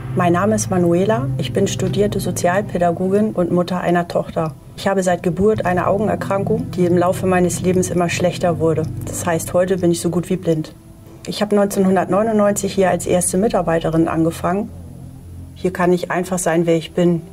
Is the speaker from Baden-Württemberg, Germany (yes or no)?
yes; Baden-Baden, Baden-Württemberg, Germany; accent: Baden (Alemannic); moved away as an adult; now in Hamburg, Germany; ich komme aus Baden-Baden.